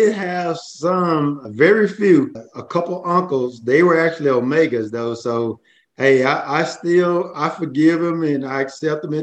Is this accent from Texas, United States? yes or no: no; Port Gibson, Mississippi, United States; growing up in the Port Gibson area